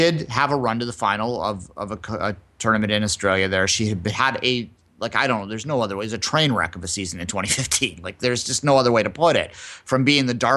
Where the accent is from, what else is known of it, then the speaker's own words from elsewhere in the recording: Canada; we are Canadian